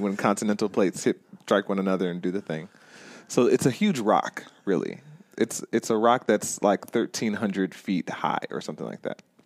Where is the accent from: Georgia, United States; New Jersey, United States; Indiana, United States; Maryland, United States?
Georgia, United States; Stone Mountain; it is in my hometown